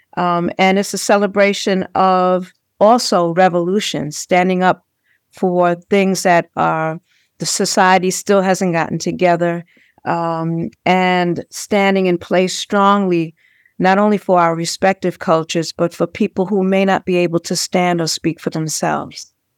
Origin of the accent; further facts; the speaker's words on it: New York City, New York, United States; when I was a little girl, um, born and raised in Brownsville, Brooklyn